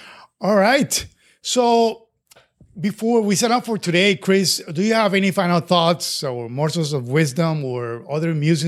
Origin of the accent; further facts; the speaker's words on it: Colombia; my home country, Colombia